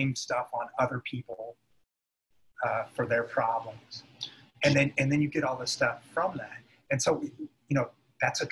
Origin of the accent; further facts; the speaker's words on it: United States; being an American